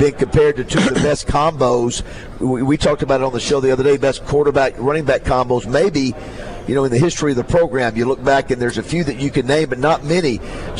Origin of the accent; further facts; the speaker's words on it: the Florida Panhandle, United States; I was from the Panhandle